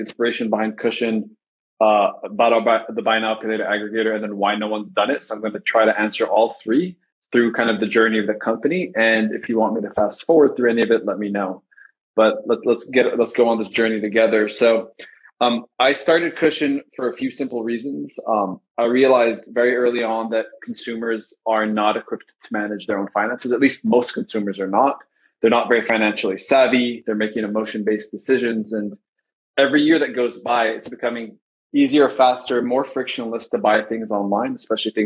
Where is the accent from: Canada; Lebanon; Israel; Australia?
Lebanon; moved away as an adult; now in United States; I grew up in Lebanon in the Middle East